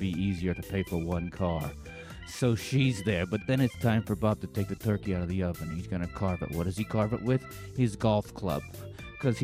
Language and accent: English; Canada; me being a Canadian